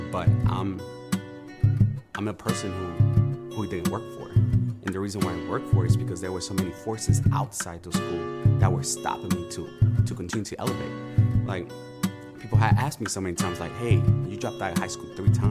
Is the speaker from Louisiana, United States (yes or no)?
no; Oakland, California, United States; I grew up in Oakland. I'm in East Oakland.